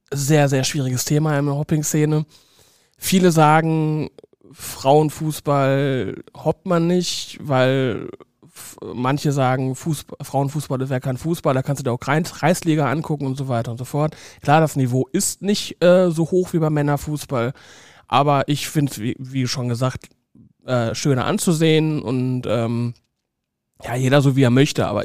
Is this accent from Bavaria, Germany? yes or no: no; Saarbrücken, Saarland, Germany; da war ich beim FC Metz, das ist eigentlich ein Todsünder als Saarbrücker.